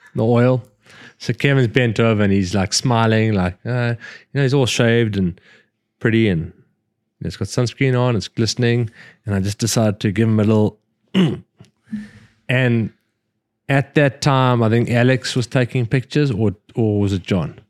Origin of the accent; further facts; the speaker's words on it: Scotland, United Kingdom; We're fucking Scottish